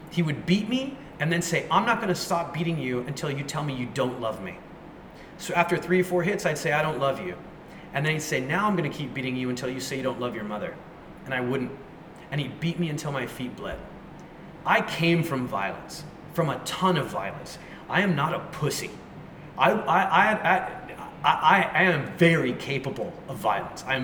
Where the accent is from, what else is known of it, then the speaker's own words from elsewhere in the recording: United States; it was this default software that was in my brain because I grew up in America and I never questioned it.